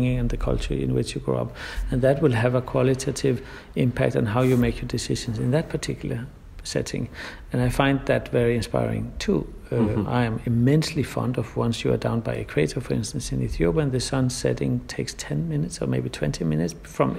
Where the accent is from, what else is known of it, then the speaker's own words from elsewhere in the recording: Denmark; also born or lived in Iceland; now in Berlin, Germany; I was born in Denmark, and they were soon after. But I really spent most of my summers with my grandparents in Iceland.